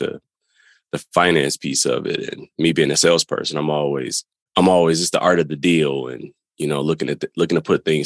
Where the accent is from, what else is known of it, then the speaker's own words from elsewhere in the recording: Detroit, Michigan, United States; we grew up in Detroit. That's where we're from